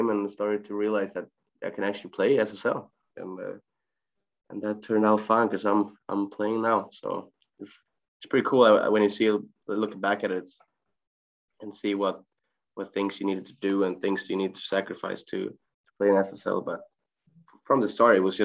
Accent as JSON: {"language": "English", "town": "Gothenburg", "region": "Västra Götaland", "country": "Sweden", "tie": "born or raised there", "said": "live in Gothenburg, Sweden, been here, growing up here all my life. So I'm a guy from Gothenburg"}